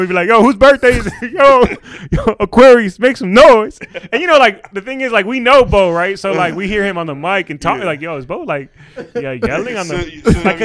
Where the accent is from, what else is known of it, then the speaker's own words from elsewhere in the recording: Silver Spring, Maryland, United States; I was born there.